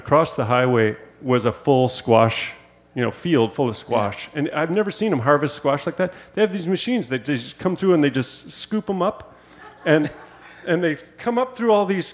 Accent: Madison, United States; now in Fremont, Michigan, United States; I was born in Madison yeah. General Hospital

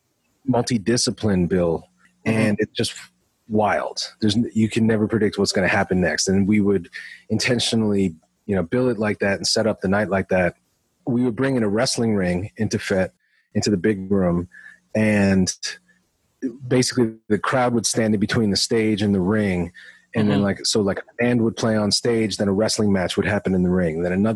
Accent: Esmond, Rhode Island, United States; I grew up in Esmond, which is near the North Providence side

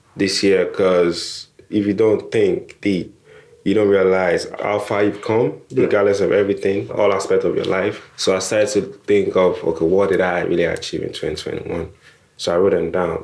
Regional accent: Nigeria; now in United Kingdom; I'm Nigerian or I immigrated

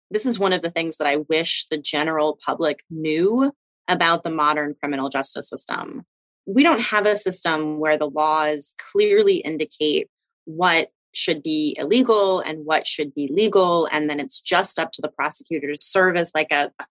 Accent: North Carolina, United States; my home state of North Carolina

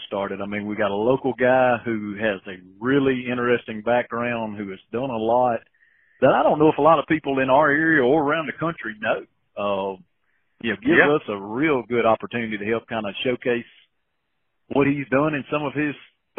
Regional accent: Liberty, Mississippi, United States; I'm from Route 4, Liberty, Mississippi.

